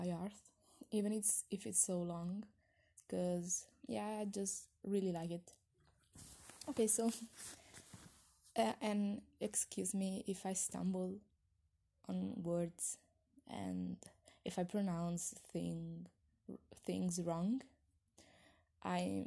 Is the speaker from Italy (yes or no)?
yes; Italy; I'm 20 and I'm from Italy